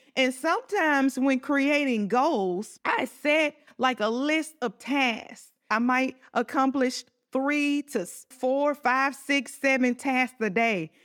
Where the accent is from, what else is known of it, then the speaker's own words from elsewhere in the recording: Southern, United States; accent: Southern country; my Southern country accent